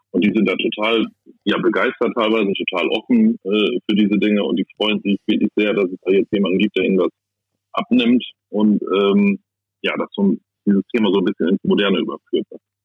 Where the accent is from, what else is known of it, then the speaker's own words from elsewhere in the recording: East Frisia, Lower Saxony, Germany; Ostfriesland, denn ich bin Ostfriese